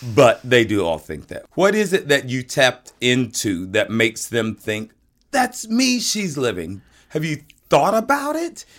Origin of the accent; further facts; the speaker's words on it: the South, United States; I'm from the South, and we had chitterlings down there